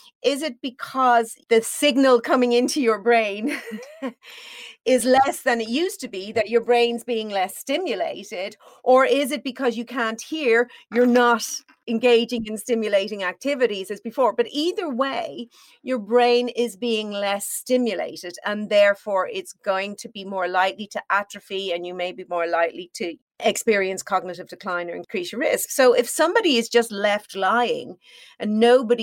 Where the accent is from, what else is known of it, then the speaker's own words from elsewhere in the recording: Ireland; I'm Irish.